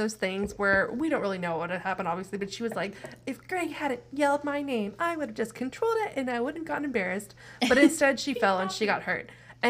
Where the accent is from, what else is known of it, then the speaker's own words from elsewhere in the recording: Midwest, United States; We're from the Midwest.